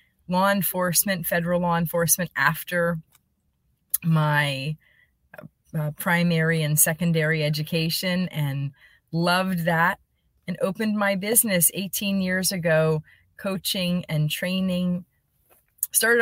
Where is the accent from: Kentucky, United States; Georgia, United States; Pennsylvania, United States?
Pennsylvania, United States; Allentown; moved away; I grew up in Allentown, Pennsylvania.